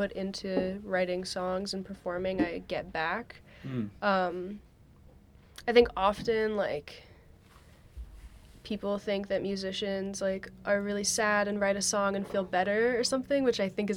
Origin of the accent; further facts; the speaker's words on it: Boston, Massachusetts, United States; I'm from Boston, and the choir was like the Boston Children's Chorus